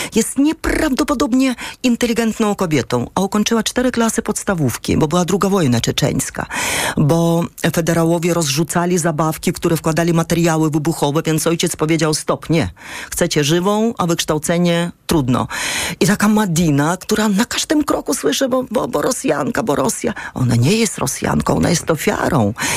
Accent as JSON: {"language": "Polish", "country": "Ukraine", "also_born_or_lived": "Ursynów, Warsaw, Poland", "moved": "yes", "lives_now": "Warsaw, Poland", "said": "my mamy inny system oświaty tam na Ukrainie"}